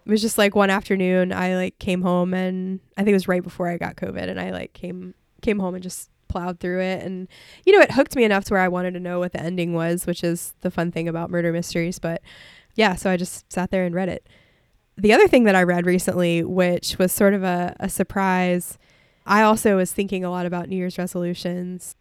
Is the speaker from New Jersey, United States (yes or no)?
no; Mobile Bay, Gulf Shores, Orange Beach, Alabama, United States; moved away; I grew up on Mobile Bay, and I grew up near, in Gulf Shores and Orange Beach and, and the beaches